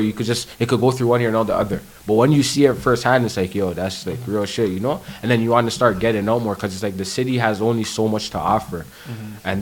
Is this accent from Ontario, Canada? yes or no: yes; Toronto, Ontario, Canada; we're from Toronto